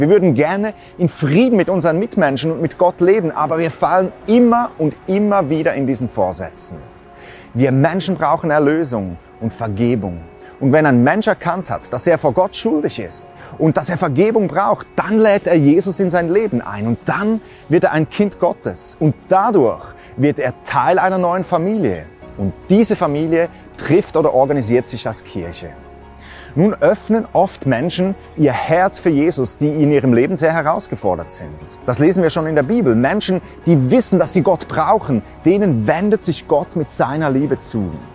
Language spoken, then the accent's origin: German; Switzerland; Bei uns in der Schweiz